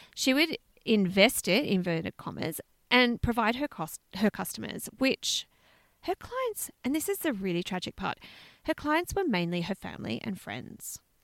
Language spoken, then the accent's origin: English; Australia; we're Australian